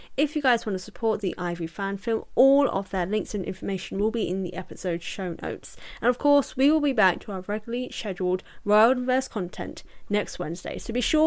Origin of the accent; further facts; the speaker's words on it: United Kingdom; I'm British